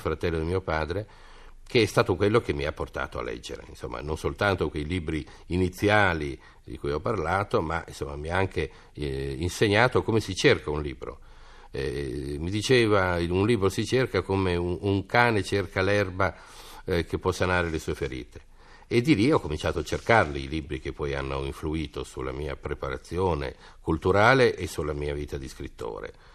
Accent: Parma, Emilia-Romagna, Italy; io sono di Parma

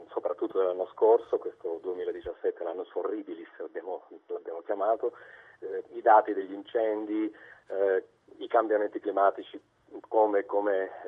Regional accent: Cosenza, Calabria, Italy; also born or lived in Tuscany; now in Province of Arezzo, Italy; io sono calabrese, sono nato a Cosenza, ma vivo in Toscana da, da 25 anni però eh, chiaramente mi è rimasta nel sangue l'attaccamento alla mia terra

